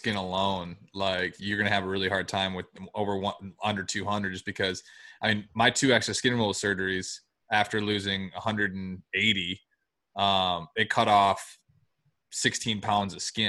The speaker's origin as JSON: {"language": "English", "region": "Michigan", "country": "United States", "said": "I'm from Michigan."}